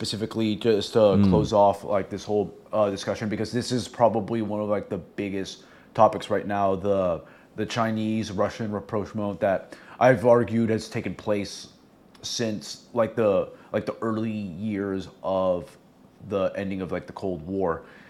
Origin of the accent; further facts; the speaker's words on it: Venezuela; I'm actually from Venezuela